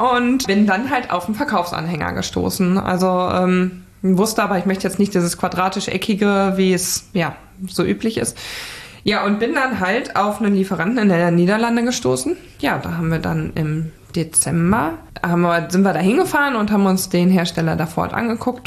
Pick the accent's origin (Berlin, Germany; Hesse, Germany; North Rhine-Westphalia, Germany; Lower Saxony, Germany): North Rhine-Westphalia, Germany; Sauerland; also born or lived in Hamburg / Attendorn; hat es mich dann zurück in meine Heimat ins Sauerland ähm, verschlagen